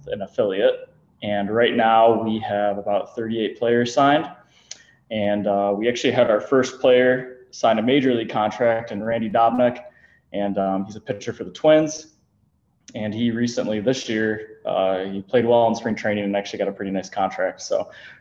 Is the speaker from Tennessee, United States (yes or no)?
no; Shelby Township, Michigan, United States; I grew up in Shelby Township